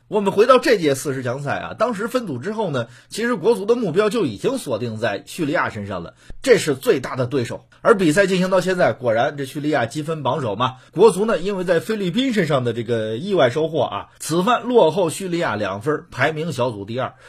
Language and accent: Chinese; Hebei, China; 咱们河北人